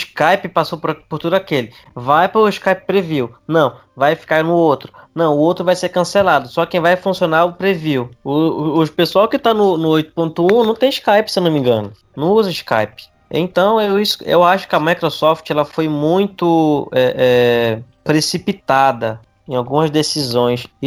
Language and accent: Portuguese; Pará, Brazil; eu sou paraense, pessoal.